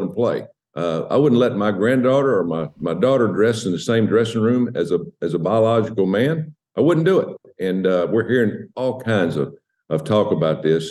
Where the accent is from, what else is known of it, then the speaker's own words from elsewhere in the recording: United States; I'm an American.